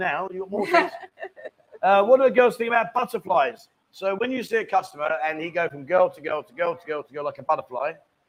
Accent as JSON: {"language": "English", "country": "Canada", "said": "I'm Canadian Chinese living in Zhongtian."}